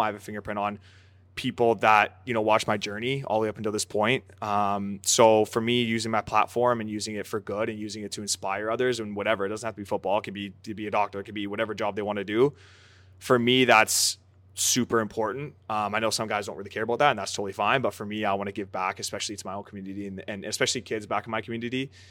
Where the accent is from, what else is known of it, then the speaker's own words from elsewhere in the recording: Aldergrove, British Columbia, Canada; also born or lived in Surrey, British Columbia; now in Montreal, Canada; growing up in Canada, where soccer isn't the number one sport